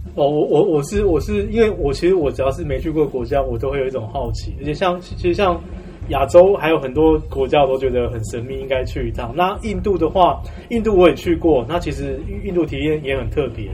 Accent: Taiwan; 我也是土生土长台湾人

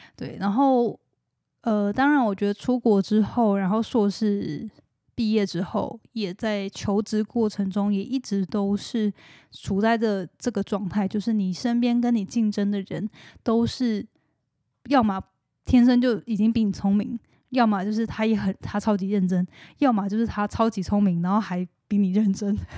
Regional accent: Hualien, Hualien County, Taiwan; moved away; 我是花莲人

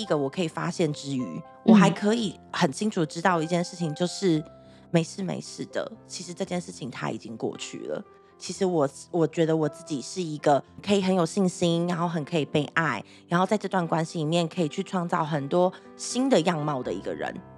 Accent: Taichung, Taiwan; 我那时候我是台中人，所以我要嗯。在台中就是读书嘛，上课

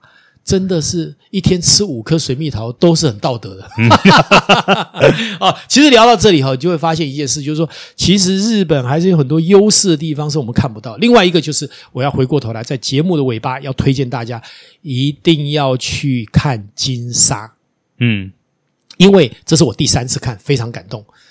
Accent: Taiwan; 我我我我们台湾人好有钱哦，

